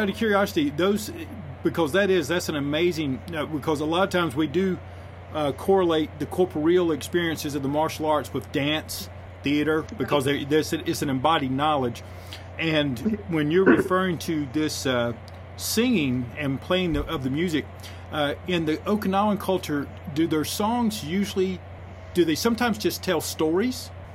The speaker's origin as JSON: {"language": "English", "region": "North Carolina", "country": "United States", "said": "I'm from North Carolina."}